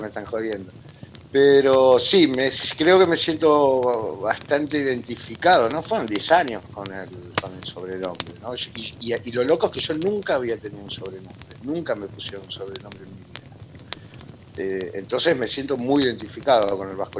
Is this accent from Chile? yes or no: no; Argentina; also born or lived in Spain / Bariloche, Argentina; now in Buenos Aires, Argentina; mi adolescencia acá en Argentina